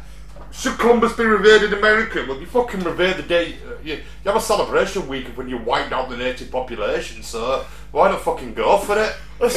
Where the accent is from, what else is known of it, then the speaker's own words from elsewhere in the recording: Yorkshire and the Humber, United Kingdom; accent: Yorkshire; I'm a fucking Yorkshireman before I'm an Englishman